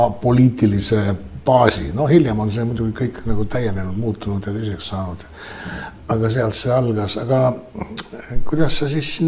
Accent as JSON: {"language": "Estonian", "town": "Tallinn", "region": "Harju County", "country": "Estonia", "tie": "born or raised there"}